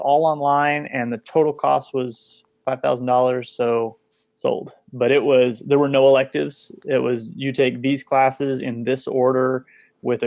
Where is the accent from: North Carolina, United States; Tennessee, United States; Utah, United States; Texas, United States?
Texas, United States; also born or lived in Kansas; I'm originally from Kansas and I grew up in Texas